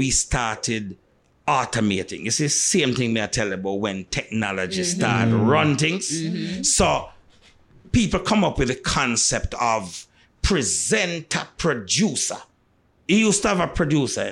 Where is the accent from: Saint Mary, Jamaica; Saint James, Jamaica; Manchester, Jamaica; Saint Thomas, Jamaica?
Saint James, Jamaica; Montego Bay; when you come from Mobe, and I grew up in a Mobe, at the time I grew up in Mobe